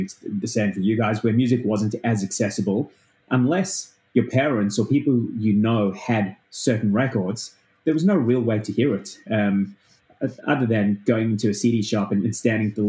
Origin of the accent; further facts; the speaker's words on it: South Africa; now in Australia; I didn't grow up in Australia. I grew up in South Africa. And when I moved to Australia